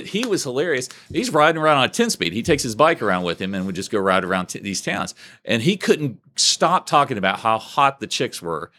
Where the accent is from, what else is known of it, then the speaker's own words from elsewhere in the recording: Huntington, West Virginia, United States; also born or lived in Oak Hill, West Virginia; I was born in Huntington, but we were living in Oak Hill, and then we moved officially back to Huntington